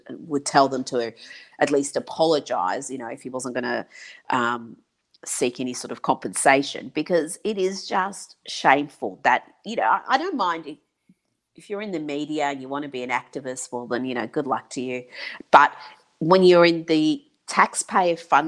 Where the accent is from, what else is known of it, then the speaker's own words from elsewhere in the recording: Iran; also born or lived in Pine Bluff, Arkansas, United States; now in Australia; I was raised in Iran. My childhood was there, until I moved to Australia